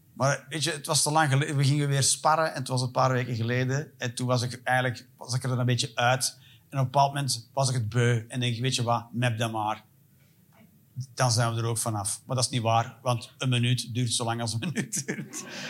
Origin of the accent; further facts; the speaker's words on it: Antwerp, Flanders, Belgium; moved away as an adult; also born or lived in England; Ik ben van Antwerpen